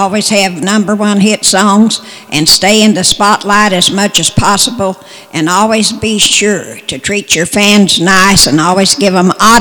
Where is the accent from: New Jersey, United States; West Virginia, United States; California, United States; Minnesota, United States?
West Virginia, United States; My childhood, I grew up in West Virginia